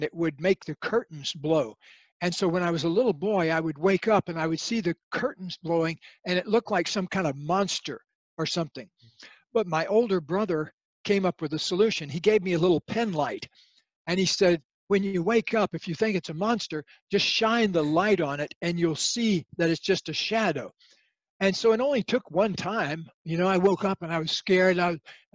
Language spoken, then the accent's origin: English; Florida, United States; I grew up in Florida